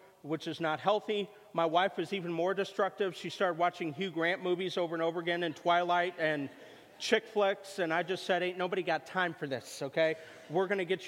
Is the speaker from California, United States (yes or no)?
no; Missouri, United States; moved away; Chiefs, my home state